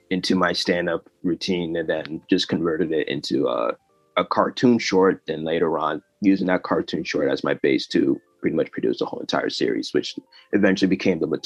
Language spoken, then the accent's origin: English; United States; born there; my family originally came from Tanzania, and so I was born here in the United States.